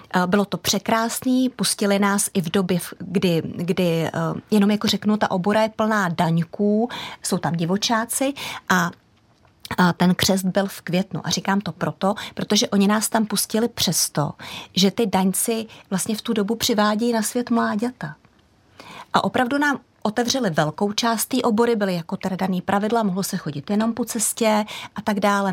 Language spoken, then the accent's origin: Czech; Prague, Czechia; also born or lived in Holušice, South Bohemian Region; jsem vyrostla na tom venkově, ač pražský dítě